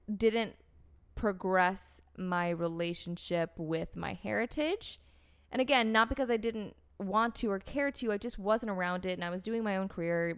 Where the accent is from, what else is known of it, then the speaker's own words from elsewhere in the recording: North Carolina, United States; also born or lived in Florida; I grew up in the States. I grew up in North Carolina. I was born in Florida.